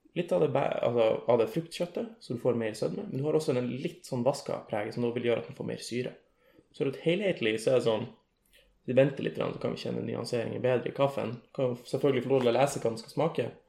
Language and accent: Norwegian; Lavangen, Troms, Norway; now in Tromsø, Norway; jeg kommer fra ei lita bygd som heter Lavangen